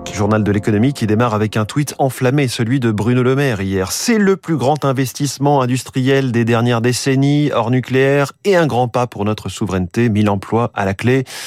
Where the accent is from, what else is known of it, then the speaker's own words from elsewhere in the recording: France; chez nous, en France